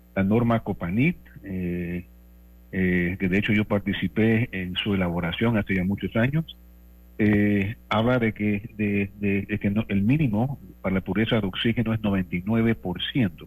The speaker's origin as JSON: {"language": "Spanish", "country": "Panama", "tie": "born or raised there", "said": "yo soy panameño y he trabajado y vivido todo mi vida en Panamá"}